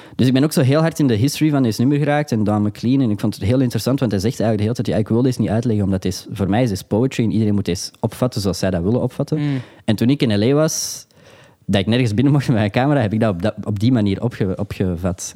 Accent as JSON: {"language": "Dutch", "town": "Antwerp", "region": "Flanders", "country": "Belgium", "said": "ik ben een jongen van Antwerpen"}